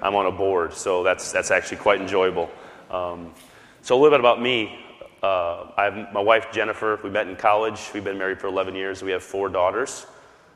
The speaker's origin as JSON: {"language": "English", "region": "South Dakota", "country": "United States", "tie": "born or raised there", "said": "I grew up in South Dakota"}